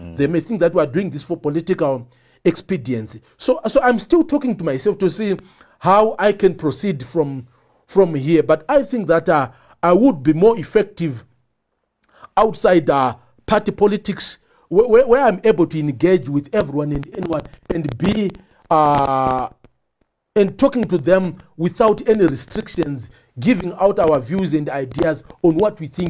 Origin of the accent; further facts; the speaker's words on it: Bindura, Mashonaland Central, Zimbabwe; also born or lived in Shamva; I was born in Bindura, grew up in Bindura and Shamva. The other part of my childhood in our rural home in Rushinga.